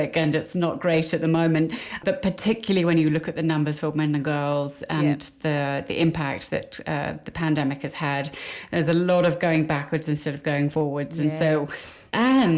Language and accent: English; Midlands, United Kingdom; I'm from a very small town in the middle of England. You can probably hear that with my accent.